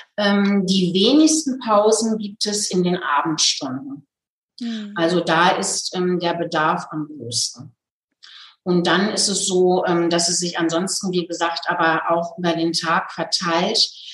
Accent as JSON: {"language": "German", "town": "Hagen", "region": "North Rhine-Westphalia", "country": "Germany", "tie": "born or raised there", "moved": "yes", "lives_now": "Nuremberg, Germany", "said": "die Hagener Stelle, aus, also in meiner Heimatstadt."}